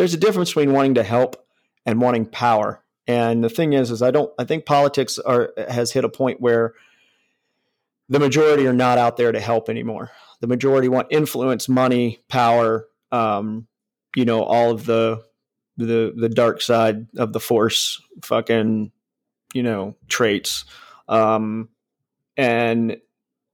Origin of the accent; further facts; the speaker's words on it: Northeast Ohio, United States; I grew up in Northeast Ohio by West Virginia in fucking farm country